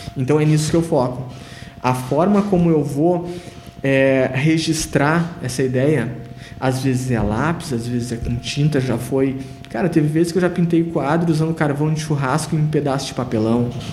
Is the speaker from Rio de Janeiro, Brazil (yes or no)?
no; Rio Grande do Sul, Brazil; now in Sapiranga, Brazil; eu fui o único gaúcho convidado